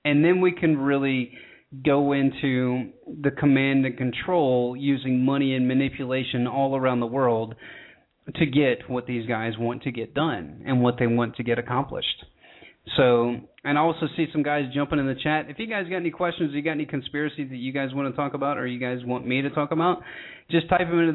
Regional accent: United States; I'm from the United States

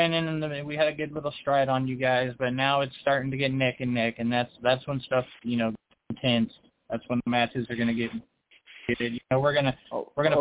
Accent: California, United States; I'm from California

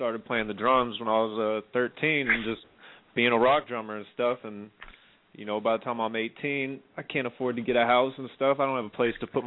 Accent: Bay Area, California, United States; also born or lived in Santa Barbara; Just all over the Bay Area, man. I lived in North Bay, SF. I live in the East Bay. Now I'm in Oakland. But yeah, I just grew up here

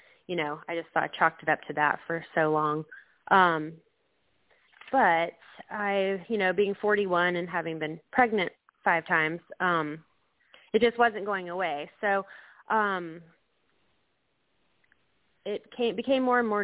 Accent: Atlanta, Georgia, United States; also born or lived in Tampa, Florida / Mississippi / Fayetteville, Georgia; I was born in Tampa, Florida, but I've lived in the Atlanta area from 1985 until 2014 when we went to Mississippi for 6 years, and then we've been back for 2 years.

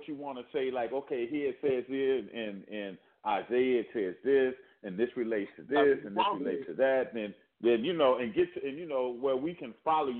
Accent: Louisiana, United States; I'm from Louisiana too

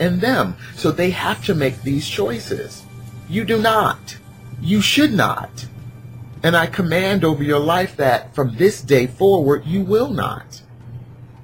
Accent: Newark, New Jersey, United States; I grew up in Newark

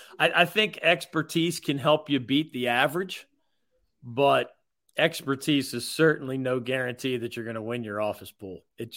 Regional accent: Philadelphia, Pennsylvania, United States; moved away; I grew up in Philly on the Big East culture.

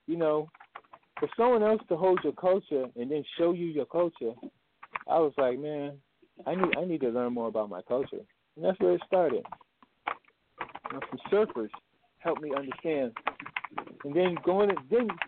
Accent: New England, United States; also born or lived in Alabama; I'm from New England

